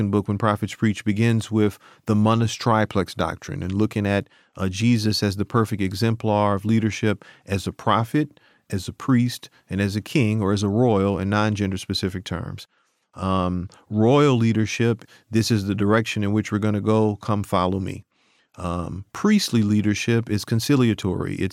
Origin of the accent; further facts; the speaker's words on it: New Orleans, Louisiana, United States; I'm from New Orleans.